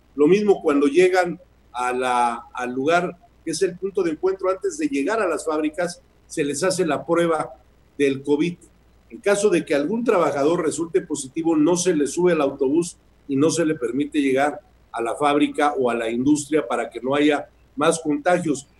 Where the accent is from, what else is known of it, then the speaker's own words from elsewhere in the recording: Mexico; todos somos mexicanos